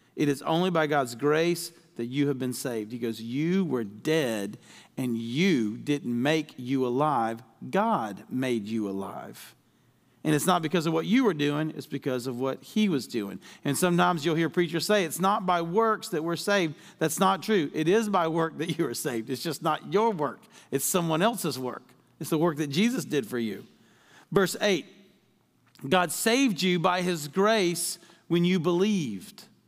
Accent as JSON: {"language": "English", "region": "Deep South", "country": "United States", "tie": "born or raised there", "said": "I was raised in the Deep South"}